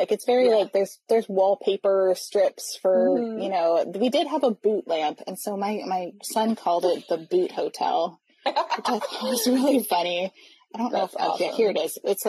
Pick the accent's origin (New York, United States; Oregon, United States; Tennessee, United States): Oregon, United States; I know, I'm from Oregon.